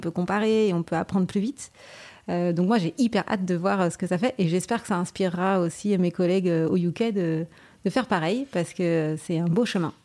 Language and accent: French; Saint-Malo, Brittany, France; moved away as an adult; also born or lived in Amsterdam, Netherlands / Brussels, Belgium; je suis malouine, hein, donc je suis née à Saint-Malo.